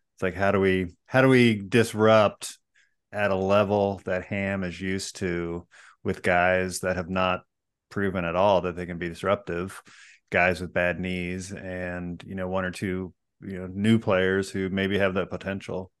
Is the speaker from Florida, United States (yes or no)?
yes; Florida, United States; now in California, United States; I grew up in Florida